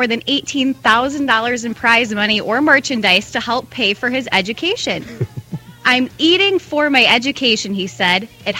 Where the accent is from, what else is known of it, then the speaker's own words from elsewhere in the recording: West Branch, Michigan, United States; I am from West Branch, Michigan.